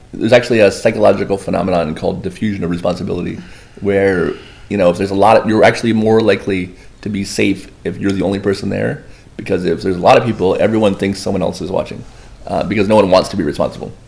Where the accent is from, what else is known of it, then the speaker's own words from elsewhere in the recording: Boynton Beach, Florida, United States; I'm one of the five actual locals of Boynton Beach.